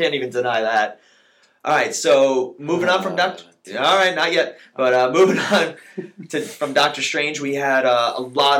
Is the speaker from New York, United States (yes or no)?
yes; New York, United States; We're from New York, all right? And I have a house in Jersey.